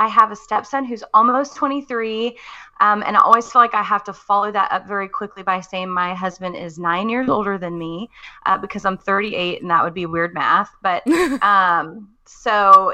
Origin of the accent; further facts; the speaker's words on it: Texas, United States; moved away as an adult; now in Missouri, United States; I am a Texas girl living in the Midwest. I was born and raised in Texas